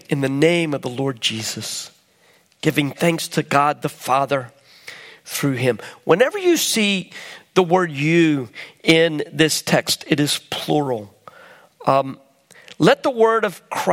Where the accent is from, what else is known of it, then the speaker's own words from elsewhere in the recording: United States; I'm an American